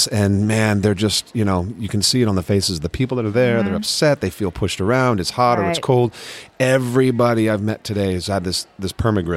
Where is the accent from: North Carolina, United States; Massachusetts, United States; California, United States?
California, United States; San Mateo; now in Los Angeles, United States; I grew up in California